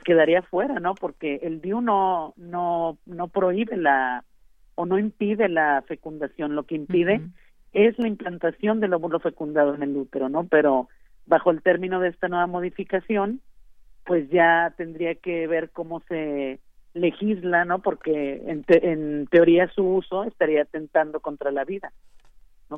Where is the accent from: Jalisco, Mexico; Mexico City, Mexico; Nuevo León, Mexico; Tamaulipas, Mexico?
Nuevo León, Mexico; aquí en Nuevo León